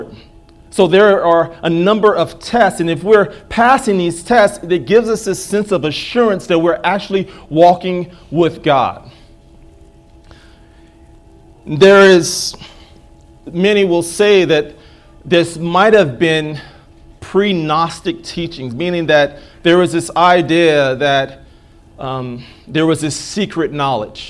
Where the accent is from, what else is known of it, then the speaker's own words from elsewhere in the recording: United States; I'm an American